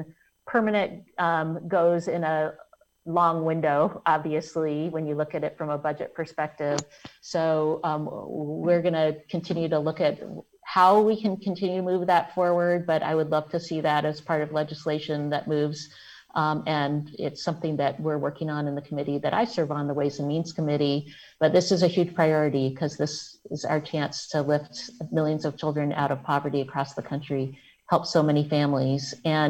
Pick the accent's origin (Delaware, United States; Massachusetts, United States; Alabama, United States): Alabama, United States; born there; I was born in Alabama. In Alabama, it's still $7.25 an hour.